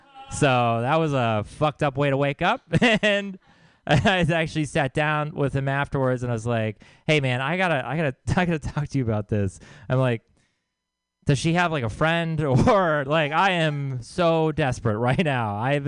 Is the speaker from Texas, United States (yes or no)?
yes; Texas, United States; I'm from Texas, and lately when I tell people that, they've been saying, oh, I'm sorry.